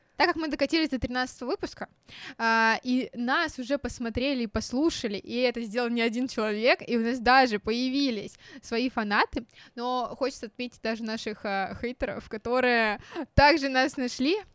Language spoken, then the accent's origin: Russian; Nizhny Novgorod, Nizhny Novgorod Oblast, Russia; мы из Нижнего Новгорода.